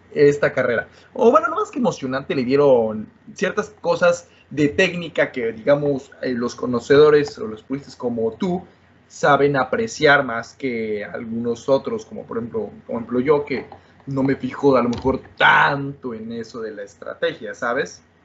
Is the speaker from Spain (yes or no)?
no; Mexico; yo como mexicano